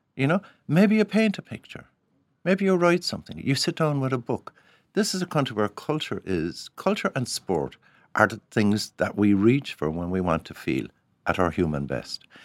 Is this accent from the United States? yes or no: no; Cork, Munster, Ireland; when I grew up in Cork, Every young fella had a hurley